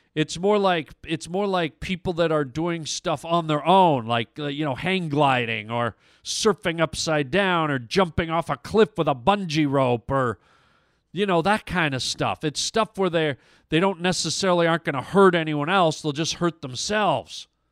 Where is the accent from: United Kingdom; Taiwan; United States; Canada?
Canada; I'm Canadian